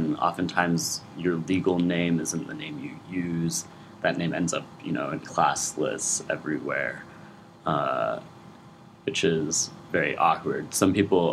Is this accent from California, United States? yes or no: yes; Lafayette, California, United States; moved away as an adult; now in Chicago, United States; I'm from Lafayette, California